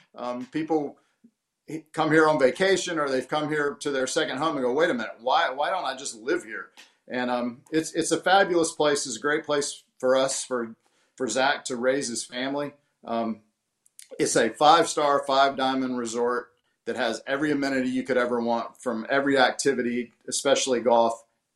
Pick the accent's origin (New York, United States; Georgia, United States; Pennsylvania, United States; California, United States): Georgia, United States; Sea Island; guys are coming to my hometown